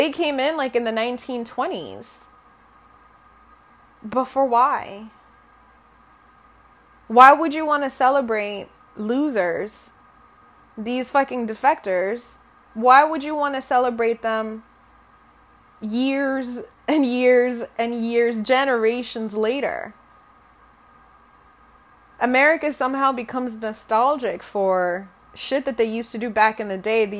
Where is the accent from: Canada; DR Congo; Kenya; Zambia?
Zambia; first language Bemba; English is a second language; now in United States; When I was growing up, you normally grew up, like, trilingual. So we were colonized by the British. So once again, I knew English, my native language, which was Bemba